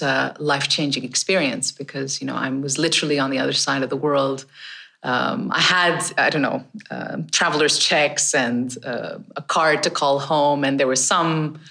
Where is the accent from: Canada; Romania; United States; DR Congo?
Canada; I grew up in Canada